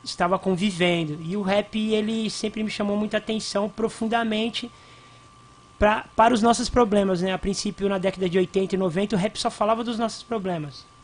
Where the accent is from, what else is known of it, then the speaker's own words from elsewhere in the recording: Ribeirão Preto, São Paulo, Brazil; born there; Eu sou nascido no Simeone, né, no bairro de Simeone, Zona Norte, aqui em Ribeirão Preto, é, de uma família de, de cinco irmãos, né?